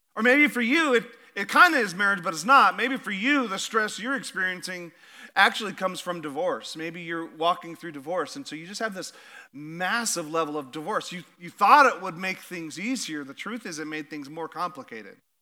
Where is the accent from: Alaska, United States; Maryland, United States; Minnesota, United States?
Alaska, United States; now in Idaho, United States; I'm from Alaska